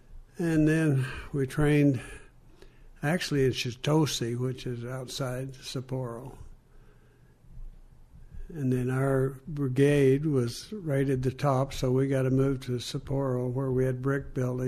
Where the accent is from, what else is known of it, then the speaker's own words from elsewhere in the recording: Weatherford, Oklahoma, United States; now in DuPont, United States; I grew up in Weatherford, Oklahoma.